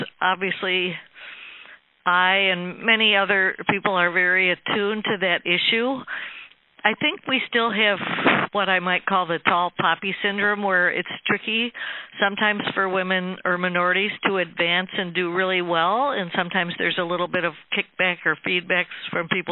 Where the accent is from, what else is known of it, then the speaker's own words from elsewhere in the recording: upstate New York, United States; our small rural town in upstate New York